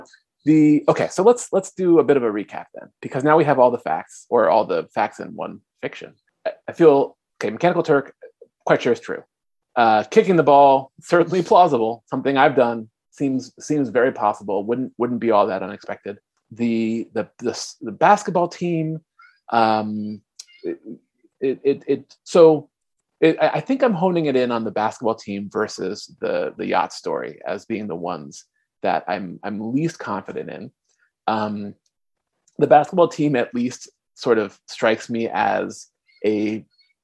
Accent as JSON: {"language": "English", "region": "California", "country": "United States", "moved": "yes", "said": "I am from California originally"}